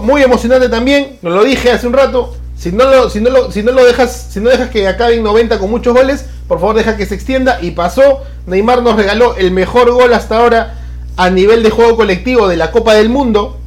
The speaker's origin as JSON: {"language": "Spanish", "country": "Peru"}